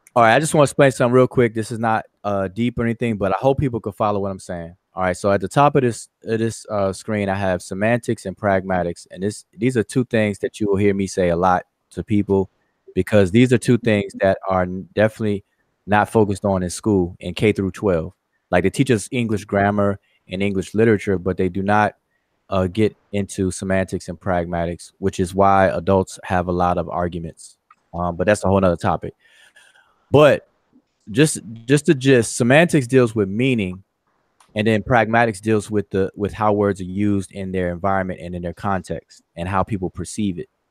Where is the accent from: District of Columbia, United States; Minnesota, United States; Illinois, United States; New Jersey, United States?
District of Columbia, United States; Washington; that's kind of near my stomping ground, the DMV, all all all way all day, Washington D.C.